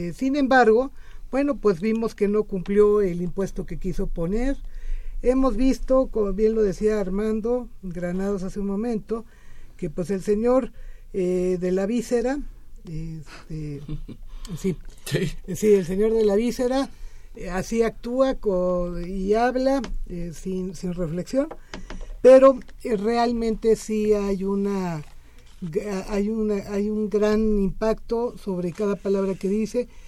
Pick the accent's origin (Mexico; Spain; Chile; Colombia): Mexico; Somos mexicanos orgullosos